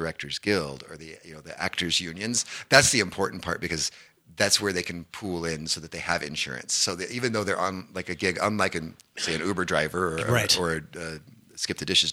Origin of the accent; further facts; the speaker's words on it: Danville, Indiana, United States; moved away as an adult; also born or lived in Bloomington, Indiana / Nashville, Tennessee; now in Calgary, Canada; the film Hoosiers was actually shot in my hometown of Danville, Indiana